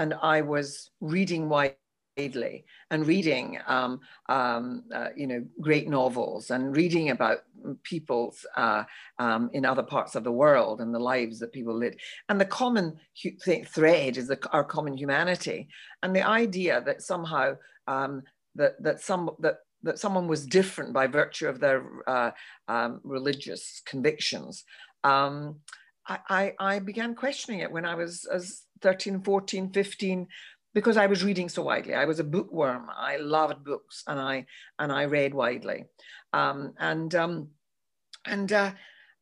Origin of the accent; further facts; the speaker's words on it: Glasgow, Scotland, United Kingdom; when I was growing up in Glasgow.